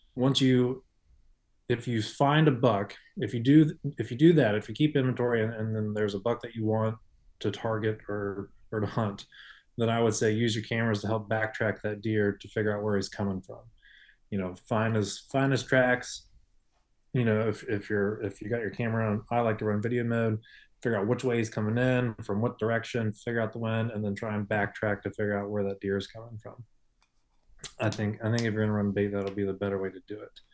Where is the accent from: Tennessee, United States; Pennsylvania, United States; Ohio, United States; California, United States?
Ohio, United States; I grew up in Ohio hunting, so I grew up hunting over corn.